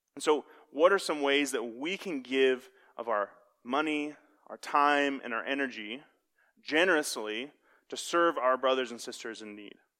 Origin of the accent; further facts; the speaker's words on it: Kansas City, United States; I'm from Kansas City